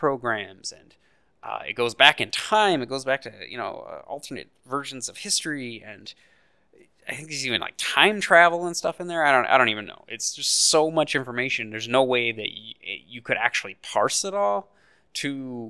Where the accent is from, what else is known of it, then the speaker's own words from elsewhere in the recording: United States; as an American